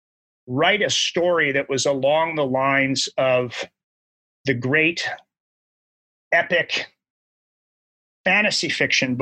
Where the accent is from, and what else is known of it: Southern California, United States; born or raised there